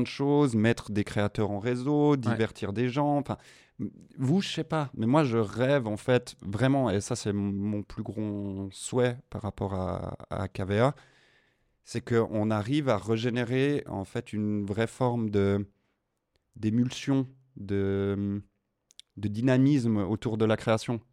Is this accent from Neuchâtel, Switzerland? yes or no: no; Morges region, Vaud, Switzerland; Je viens de la région morgienne.